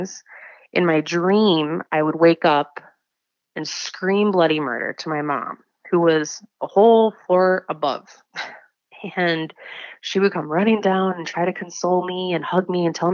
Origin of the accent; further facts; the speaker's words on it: Wisconsin, United States; I am 29 from Wisconsin